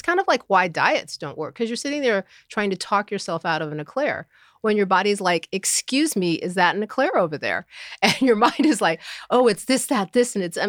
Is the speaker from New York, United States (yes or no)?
yes; Upstate New York, United States; also born or lived in Elizabeth City, North Carolina; Upstate New York.